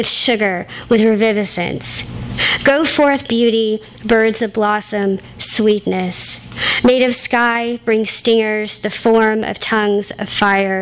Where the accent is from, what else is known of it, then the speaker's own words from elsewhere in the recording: Gulf Coast, United States; I am a Gulf Coaster.